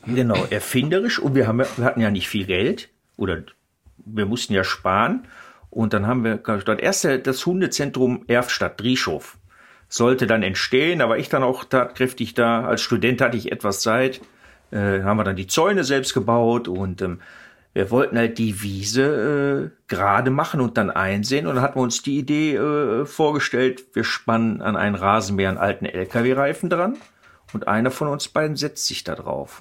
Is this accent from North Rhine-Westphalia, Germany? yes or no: yes; Ruhr area, North Rhine-Westphalia, Germany; Ich bin ja, äh, Ruhrpottler